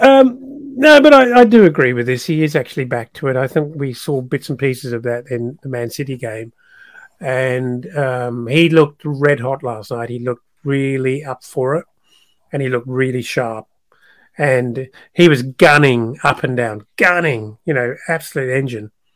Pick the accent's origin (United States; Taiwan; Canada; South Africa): South Africa; moved away; it's my country of birth, uh, but I'm no longer a South African